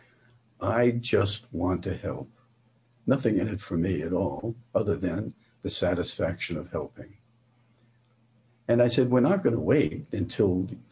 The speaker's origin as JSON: {"language": "English", "town": "New York City", "region": "New York", "country": "United States", "tie": "born or raised there", "moved": "yes", "said": "Growing up in New York City's Lower East Side"}